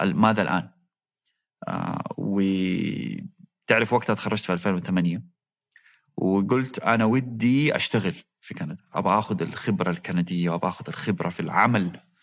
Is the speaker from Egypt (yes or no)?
no; Saudi Arabia; also born or lived in Toronto, Canada / Waterloo, Canada; قلت له من السعودية